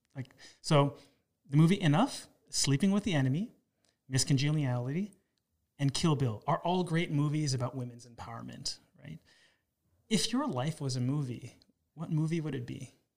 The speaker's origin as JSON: {"language": "English", "town": "Toronto", "region": "Ontario", "country": "Canada", "tie": "born or raised there", "said": "I was raised in Toronto"}